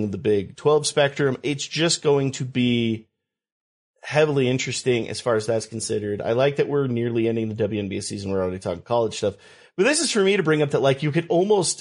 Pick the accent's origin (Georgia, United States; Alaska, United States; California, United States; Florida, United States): California, United States; I grew up in California.